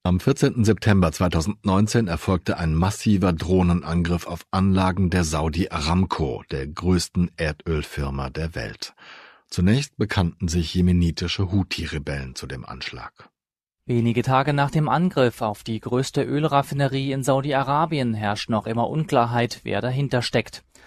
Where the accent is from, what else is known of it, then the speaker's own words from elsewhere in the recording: Germany; als Deutscher